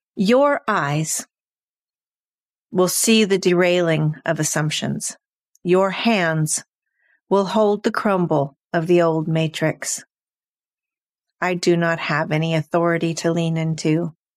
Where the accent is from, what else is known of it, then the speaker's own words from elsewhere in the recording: California, United States; now in Sweden; I grew up um in California in the 70s